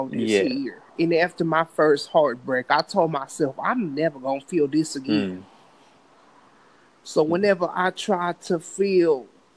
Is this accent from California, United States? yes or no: yes; Compton, California, United States; I'm from Compton, California